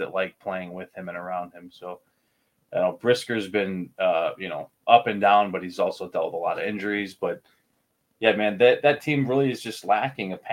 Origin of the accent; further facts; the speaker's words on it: Illinois, United States; my hometown or home state college.